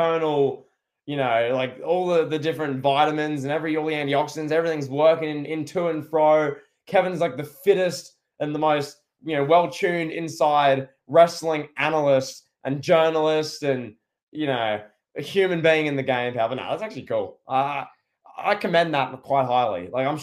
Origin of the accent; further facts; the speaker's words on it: Australia; I'm Australian, so I sound different